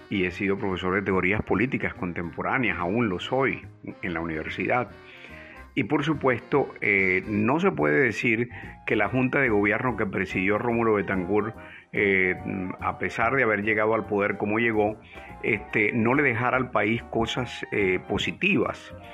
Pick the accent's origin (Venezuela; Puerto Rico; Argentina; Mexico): Venezuela; Maracaibo, Zulia; nos mudamos al centro, centro de Maracaibo. Estaba en la calle Ciencias a dos cuadras de la Basílica.